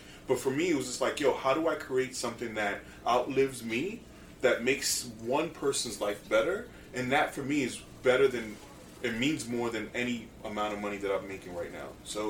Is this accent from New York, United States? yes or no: yes; New York City, New York, United States; We were all teenage boys in New York City, right?